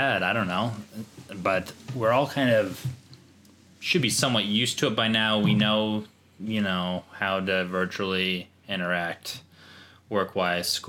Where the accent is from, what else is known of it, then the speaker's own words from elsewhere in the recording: United States; I'm an American